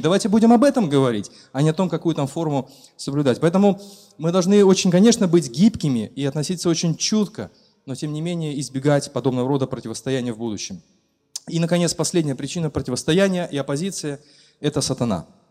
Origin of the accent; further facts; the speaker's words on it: Belarus; Мы как истинные белорусы